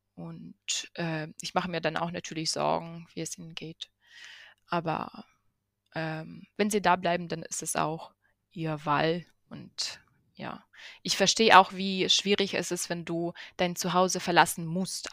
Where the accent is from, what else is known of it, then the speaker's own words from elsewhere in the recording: Ukraine; moved away; da wo ich herkomme und in Kiew